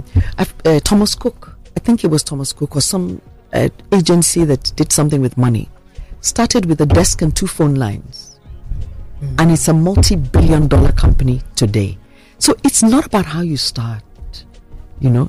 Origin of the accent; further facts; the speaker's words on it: Abeokuta, Ogun State, Nigeria; also born or lived in Ijebu Ode; I grew up in first in Abeokuta and then in Ijebode